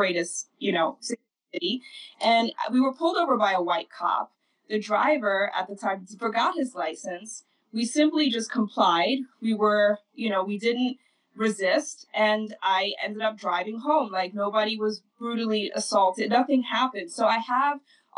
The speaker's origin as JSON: {"language": "English", "country": "Netherlands", "tie": "born or raised there", "moved": "yes", "said": "growing up in Holland, going to school"}